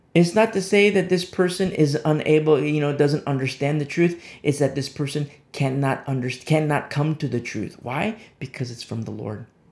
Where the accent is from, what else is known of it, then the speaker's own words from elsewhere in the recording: United States; I'm speaking as an American citizen.